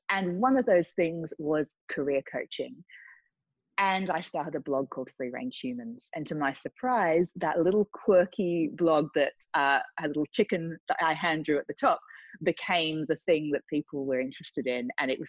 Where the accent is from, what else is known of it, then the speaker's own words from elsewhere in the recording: Australia; moved away as an adult; now in London, United Kingdom; I came from Australia to London, went through the corporate world, was working for a big media company.